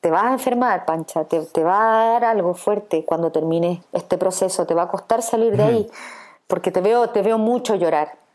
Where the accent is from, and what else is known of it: Chile